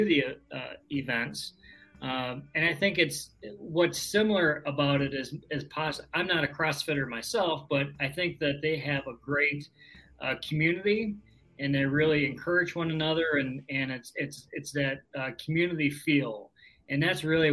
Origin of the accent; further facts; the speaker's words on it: Southern Wisconsin, United States; I am from Southern Wisconsin